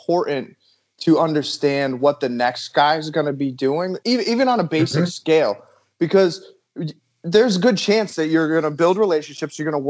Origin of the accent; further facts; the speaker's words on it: Massachusetts, United States; moved away; I'm actually from Massachusetts